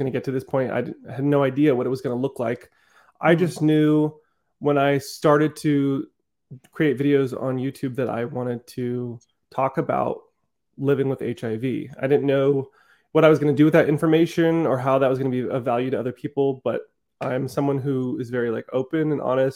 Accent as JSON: {"language": "English", "region": "Southern California", "country": "United States", "tie": "born or raised there", "also_born_or_lived": "Netherlands", "said": "I came here when I was like 5 years old. I grew up in Southern California"}